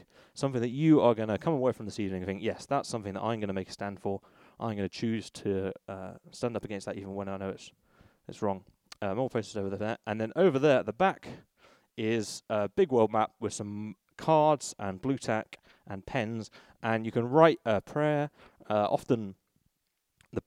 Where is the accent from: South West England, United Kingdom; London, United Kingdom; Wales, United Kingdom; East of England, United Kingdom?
South West England, United Kingdom; Bristol; When I was a teenager, I grew up in Bristol